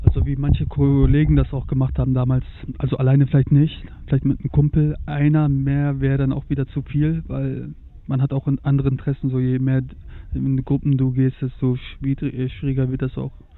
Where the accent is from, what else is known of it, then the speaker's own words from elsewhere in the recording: Germany; ich habe ein starkes Akzent. Wenn die mich dann hören, dann fällt das schon auf, dass ich aus Deutschland komme.